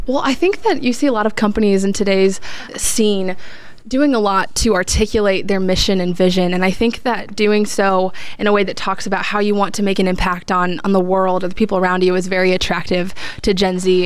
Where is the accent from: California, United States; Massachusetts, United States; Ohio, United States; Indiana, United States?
Indiana, United States; Fishers; I grew up here in Fishers